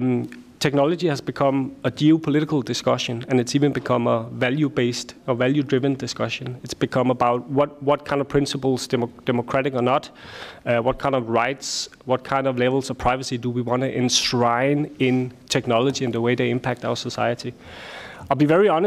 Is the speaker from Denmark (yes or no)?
yes; Denmark; I am from Denmark